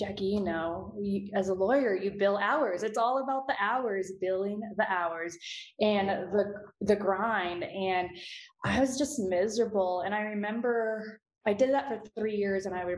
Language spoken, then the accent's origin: English; Houston, Texas, United States; in growing up in Houston, I grew up surprisingly in a really decent neighborhood, very diverse